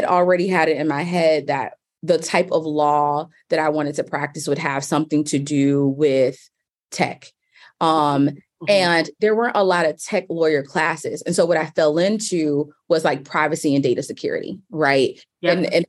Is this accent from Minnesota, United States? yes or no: no; Richmond, Virginia, United States; now in New York, United States; at my core, I'm just a girl from Richmond. So shout out Richmond, Virginia.